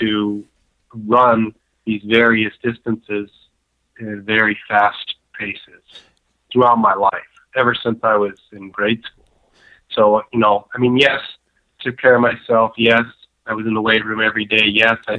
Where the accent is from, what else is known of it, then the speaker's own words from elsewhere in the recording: Southern California, United States; I was born and raised in Southern California